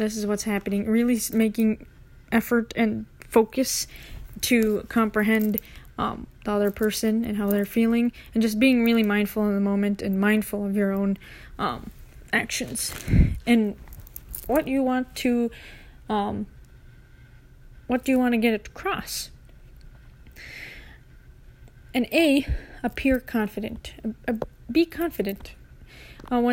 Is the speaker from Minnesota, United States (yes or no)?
yes; Minneapolis, Minnesota, United States; we're people from Minneapolis, people from Minnesota